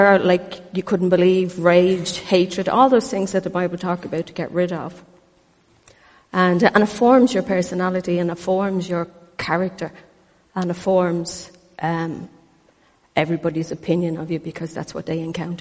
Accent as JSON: {"language": "English", "country": "Ireland", "tie": "born or raised there", "said": "I was born in Ireland"}